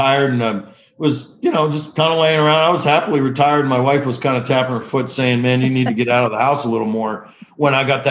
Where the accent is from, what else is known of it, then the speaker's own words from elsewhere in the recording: Detroit, Michigan, United States; moved away as an adult; now in Washington, D.C., United States; I was born to two med students at Wayne State Med School in Detroit, Michigan.